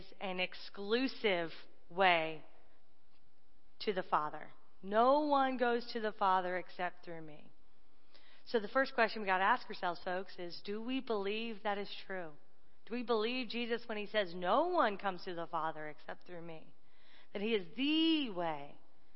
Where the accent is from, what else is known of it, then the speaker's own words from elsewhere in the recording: Raleigh, North Carolina, United States; moved away as an adult; also born or lived in Dayton, Ohio; I'm from Raleigh, North Carolina